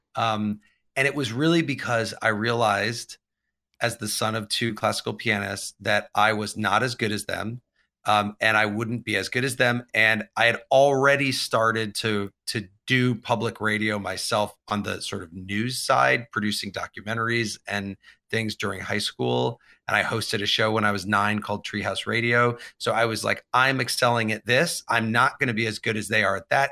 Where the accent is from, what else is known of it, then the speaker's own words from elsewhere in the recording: Champaign, Illinois, United States; I grew up in, uh, Champaign, Urbana, Illinois, which is right in the middle of Illinois.